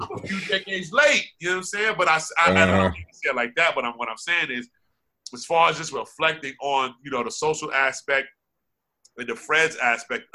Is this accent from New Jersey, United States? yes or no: yes; Irvington, New Jersey, United States; also born or lived in Edison, New Jersey; Irvington's always home because I was born and raised in Irvington.